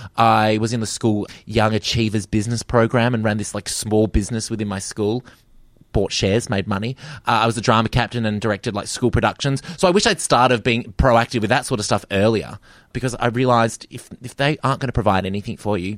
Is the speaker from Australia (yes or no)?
yes; Perth, Western Australia, Australia; growing up in Perth.